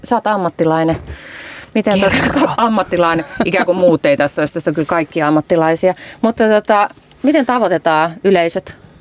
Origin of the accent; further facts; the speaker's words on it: Imatra, South Karelia, Finland; now in Helsinki, Finland; mä oon kasvanut nuorena tyttönä Imatralla.